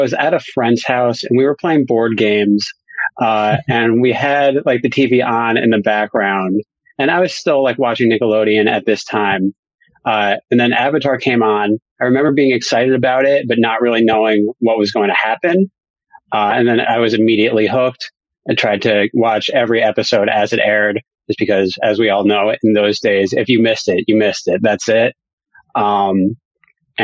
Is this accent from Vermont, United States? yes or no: no; New Jersey, United States; As a New Jersey resident